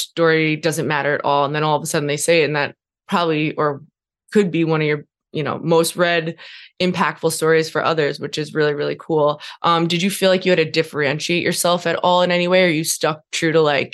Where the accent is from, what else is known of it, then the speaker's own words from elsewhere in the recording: New York, United States; moved away as an adult; now in Montana, United States; I'm from New York